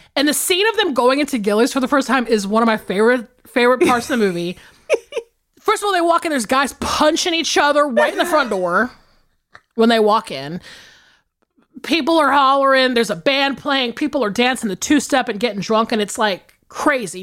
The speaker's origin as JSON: {"language": "English", "region": "the South", "country": "United States", "tie": "born or raised there", "said": "I grew up in the South"}